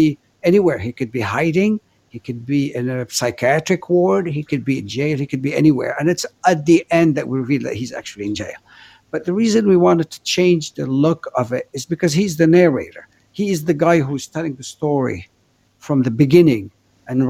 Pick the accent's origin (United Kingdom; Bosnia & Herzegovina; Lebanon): Lebanon; Beirut, Beirut Governorate; also born or lived in Africa / Los Angeles, United States; now in Paris, France; I grew up in Beirut in a very chaotic city